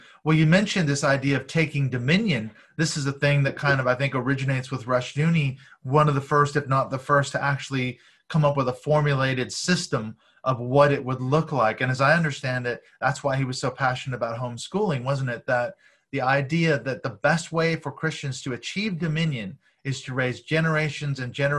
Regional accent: Washington, United States; He comes out of my home state, Washington, actually.

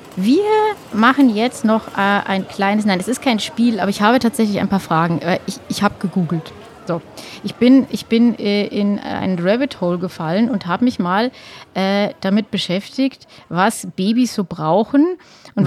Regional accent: Lower Bavaria, Germany; Niederbayern. Ja. Wir sind beide äh, auf dem Land aufgewachsen

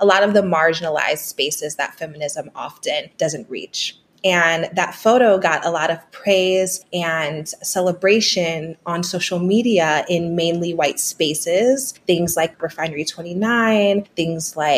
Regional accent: Green, Ohio, United States; moved away; also born or lived in Akron, Ohio; I grew up actually in a suburb called Green, Ohio, which is right outside of Akron.

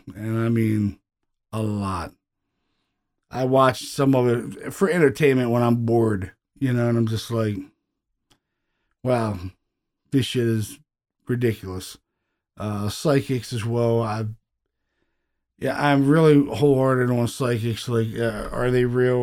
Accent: Baltimore, Maryland, United States; these are people, you know, that I grew up with in Baltimore City

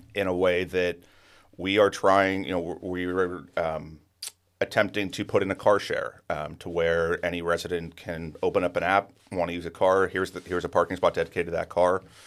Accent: Penngrove, California, United States; I was born and raised in Pengrove

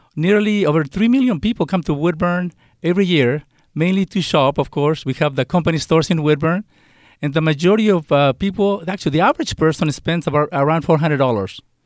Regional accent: Mexico; English is a second language; also born or lived in California; now in United States; I was born and raised in Mexico

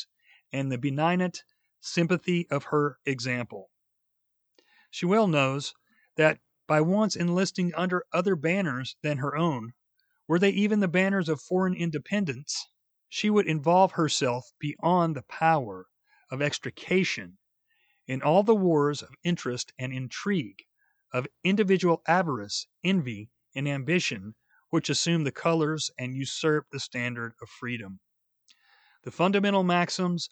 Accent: the South, United States; I am a Southerner

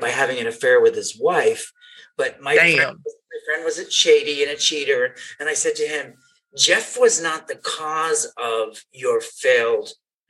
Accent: Canada; moved away; I'm from Canada

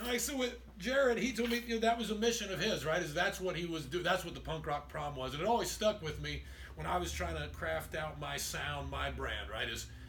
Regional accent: Fairmount, Indiana, United States; also born or lived in Muncie, Indiana / Charleston; back in my hometown of Fairmount.

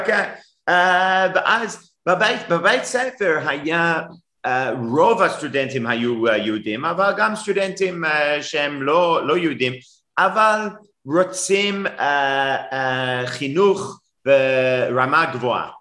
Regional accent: Durban, KwaZulu-Natal, South Africa; Hebrew is a second language; now in Cape Town, South Africa; גדלתי בדרום אפריקה, אבל לא בקייפטאון, בדרבן

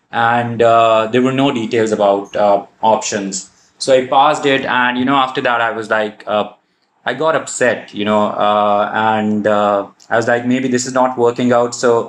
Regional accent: Pakistan; also born or lived in Saudi Arabia; I'm originally from Pakistan, lived almost all my life in Saudi, did my undergrad from Pakistan, went back to Saudi, started a job in HR, worked there for about 5-6 years, and then moved back to Pakistan about 2 years ago

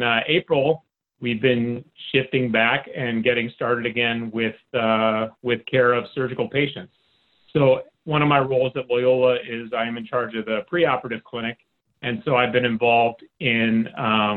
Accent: Michigan, United States; moved away as an adult; now in Chicago, United States; My background, I'm from Michigan

